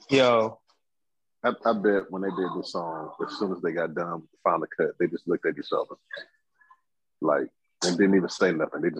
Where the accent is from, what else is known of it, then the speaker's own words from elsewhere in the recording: Cleveland, Ohio, United States; I'm from Cleveland, y'all. I'm Cleveland, y'all.